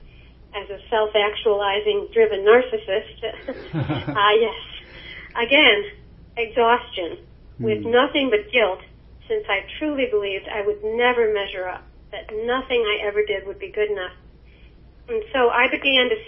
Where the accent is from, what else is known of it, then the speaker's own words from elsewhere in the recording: Chicago, Illinois, United States; I was born in Chicago, Illinois, into an Irish Catholic home in 1945